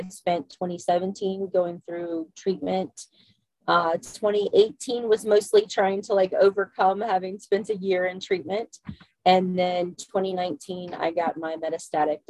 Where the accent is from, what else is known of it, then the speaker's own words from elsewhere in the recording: Central Virginia, United States; I am from Central Virginia, so I'm over here on the East Coast